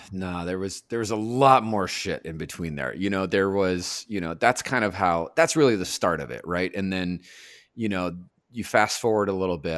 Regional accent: Los Angeles, California, United States; also born or lived in Alhambra, California; I was born in the uh, Garfield Medical Center, which is in Alhambra, and then I grew up in Monterey Park and Echo Park, and just kind of all over there

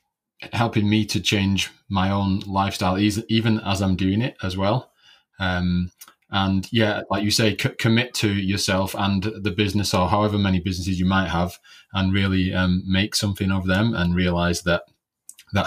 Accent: Oldham, North West England, United Kingdom; I'm from Oldham, which is in the UK.

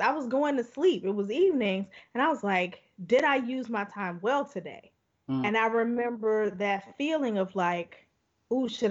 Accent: Chicago, Illinois, United States; I grew up in Chicago

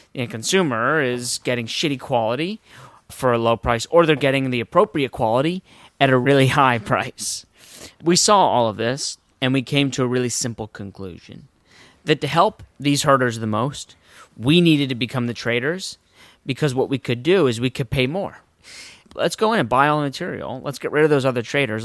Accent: Westport, Connecticut, United States; I'm from Westport, Connecticut

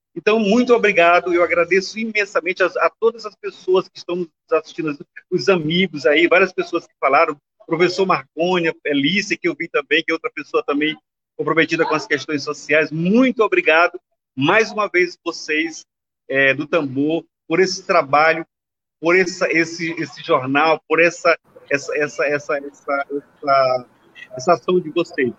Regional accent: Itapecuru-Mirim, Maranhão, Brazil; eu sou, meu município, sou de Itapecuru

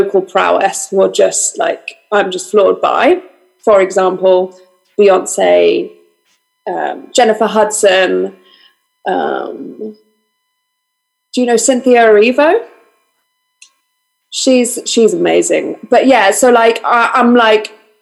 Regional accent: London, United Kingdom; I was born and raised in this exact house in North London, but I'm a Greek Cypriot

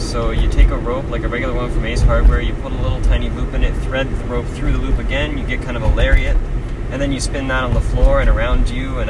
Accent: Tucson, Arizona, United States; also born or lived in Michigan; now in Tempe, United States; So, born in Michigan, grew up in Tucson, and now I live in Tempe.

